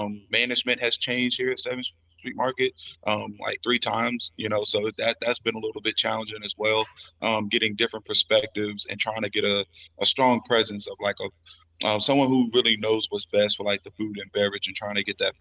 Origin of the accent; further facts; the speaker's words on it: Virginia, United States; moved away as an adult; now in Charlotte, United States; I'm originally from Virginia, but I have been in Charlotte ever since 2010.